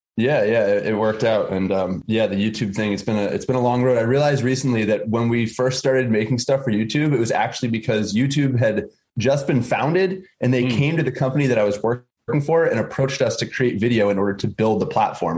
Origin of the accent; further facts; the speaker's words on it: Massachusetts, United States; I was born and raised in Massachusetts on the east coast of the U.S.